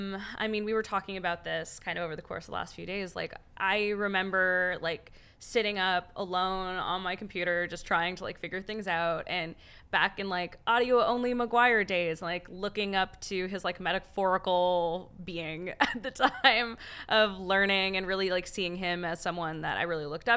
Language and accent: English; Canada; As a Canadian